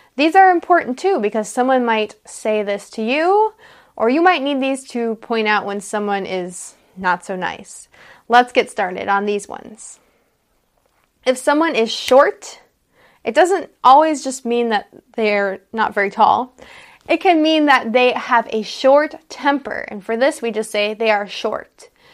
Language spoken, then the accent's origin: English; United States; I'm an American English teacher.